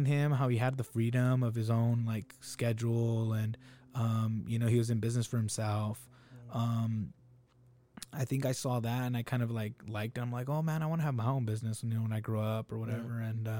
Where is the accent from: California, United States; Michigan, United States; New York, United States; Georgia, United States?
California, United States; Salinas; I was that kid growing up in Salinas.